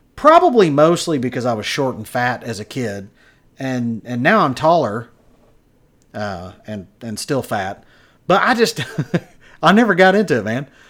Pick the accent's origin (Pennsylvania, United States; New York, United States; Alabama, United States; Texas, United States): Texas, United States; near Wichita Falls; now in Wichita Falls, United States; where I live now, not far away from my hometown, Wichita Falls, Texas.